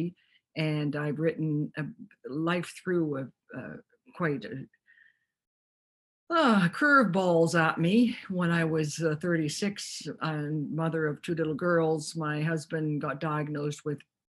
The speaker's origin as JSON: {"language": "English", "town": "Toronto", "region": "Ontario", "country": "Canada", "tie": "born or raised there", "moved": "as an adult", "lives_now": "Vancouver, Canada", "said": "I grew up in Toronto"}